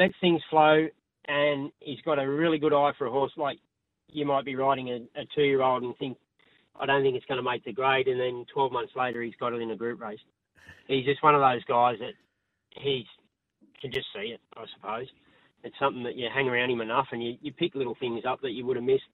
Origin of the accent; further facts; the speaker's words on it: Canberra, Australian Capital Territory, Australia; also born or lived in Queanbeyan / Sydney; We grew up in Canberra